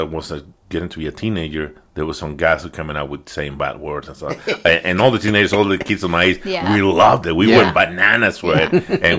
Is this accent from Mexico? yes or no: yes; Mexico; idea that I'm Mexican, but other than that, not exactly from which part of Mexico, because again, my accent is being all over the place.